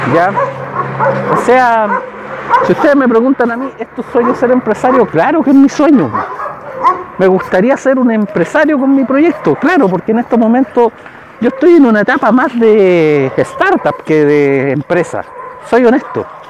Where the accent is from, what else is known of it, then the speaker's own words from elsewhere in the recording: Chile; yo soy chileno